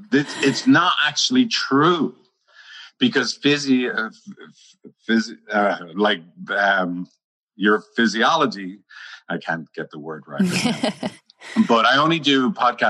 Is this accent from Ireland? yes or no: yes; Ireland; I'm Irish